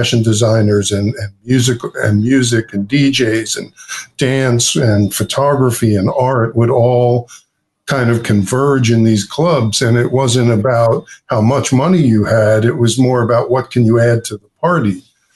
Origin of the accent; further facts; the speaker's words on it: Long Beach, New York, United States; also born or lived in Queens, New York; I grew up in Long Beach, Long Island. I was born in Queens, and when I was one, my mom, Barbara, and my father, Jay, bought a house in Long Beach